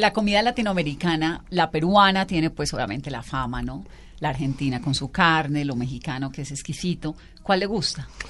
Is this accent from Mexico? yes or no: no; Valle del Cauca, Colombia; yo soy vallecaucana